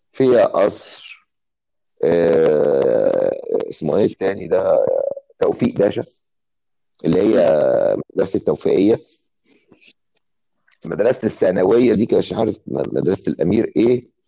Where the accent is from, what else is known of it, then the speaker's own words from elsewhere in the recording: Cairo, Cairo Governorate, Egypt; انا اتولدت في القاهرة في رود الفرج